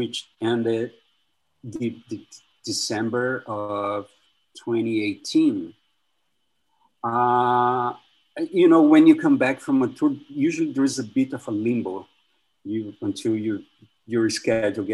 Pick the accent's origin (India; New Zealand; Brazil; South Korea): Brazil; moved away as an adult; also born or lived in New York, United States; now in Brooklyn, United States; I'm from Brazil, where I study